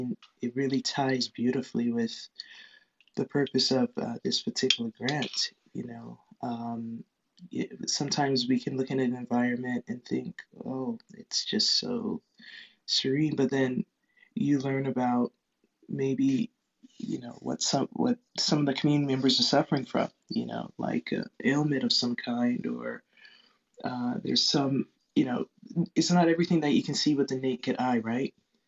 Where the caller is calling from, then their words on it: Lancaster, California, United States; Hello, hello. I'm speaking from Lancaster, California.